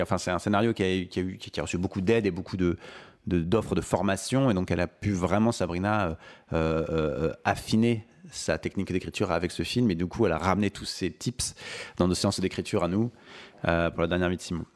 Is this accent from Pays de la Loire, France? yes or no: no; Maurepas, Île-de-France, France; also born or lived in Paris; je suis né le 9 mars 1989 à Paris 14e. Et j'ai grandi ensuite en banlieue parisienne, euh, dans une petite ville qui s'appelle Maurepas, à côté de Trappes